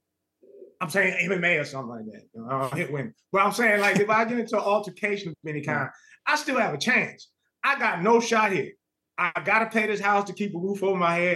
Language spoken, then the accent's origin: English; Los Angeles, California, United States; also born or lived in Lynwood, California; my house that I grew up in Los Angeles